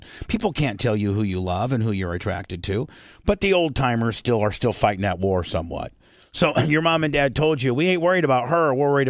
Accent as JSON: {"language": "English", "town": "Warsaw", "region": "Indiana", "country": "United States", "moved": "yes", "lives_now": "Tampa area, United States", "said": "I'm from Indiana, nonetheless."}